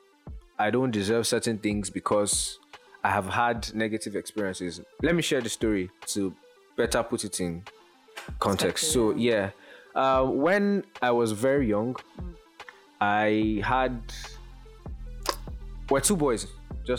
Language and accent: English; Lagos, Nigeria; I grew up in Lagos.